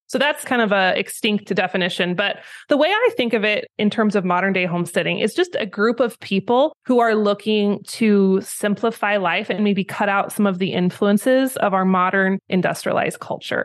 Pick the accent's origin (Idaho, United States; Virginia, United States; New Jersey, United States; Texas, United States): Idaho, United States; moved away as an adult; also born or lived in Wyoming; I was raised in Idaho, and then I moved to Wyoming when I was eighteen to go to college